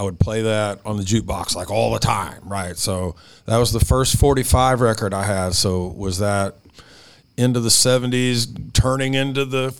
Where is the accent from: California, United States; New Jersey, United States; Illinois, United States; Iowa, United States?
California, United States; Manteca; born there; I entered the earth in Manteca, California.